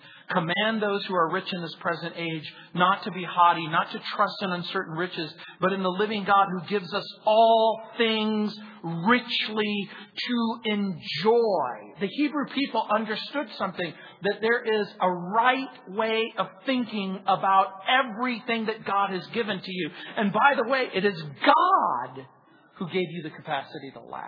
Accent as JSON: {"language": "English", "region": "Southern California", "country": "United States", "tie": "born or raised there", "said": "growing up in Southern California"}